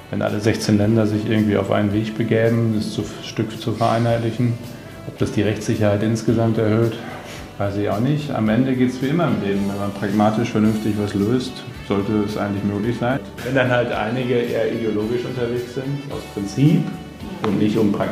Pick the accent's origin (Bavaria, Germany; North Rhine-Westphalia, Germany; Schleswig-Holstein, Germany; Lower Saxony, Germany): Lower Saxony, Germany; Bad Bentheim; aber ich komme ja direkt aus der Grenzregion, Bad Bentheim, Emsland.